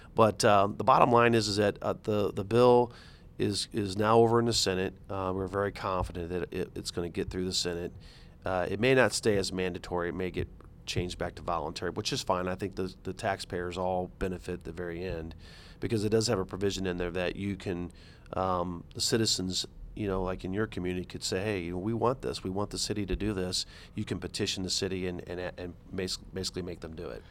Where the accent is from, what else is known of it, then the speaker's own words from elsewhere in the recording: St. Charles County, Missouri, United States; also born or lived in St. Louis County, Missouri; I'm not from Saint Louis, I'm from Saint Charles